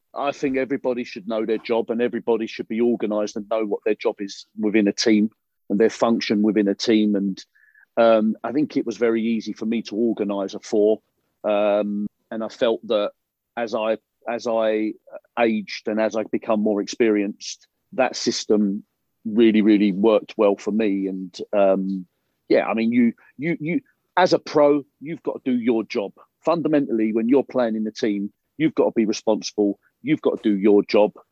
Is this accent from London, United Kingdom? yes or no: yes; London, United Kingdom; I was I was born in South London